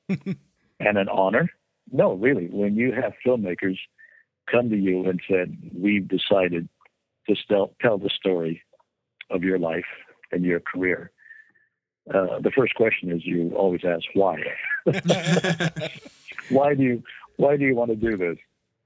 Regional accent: Santa Barbara, California, United States; my hometown of Santa Barbara

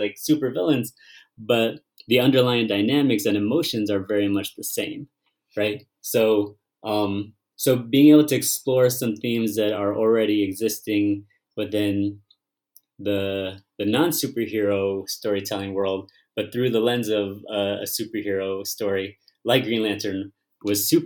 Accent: United States; I'm Vietnamese American, and I was born here

